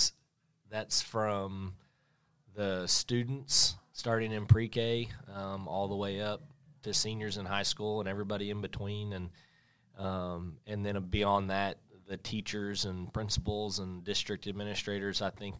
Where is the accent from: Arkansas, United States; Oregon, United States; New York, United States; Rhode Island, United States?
Arkansas, United States; Springdale; I chose to serve on the school board because I grew up in Springdale, going to Springdale schools, and just wanted to give back to the community that helped raise me.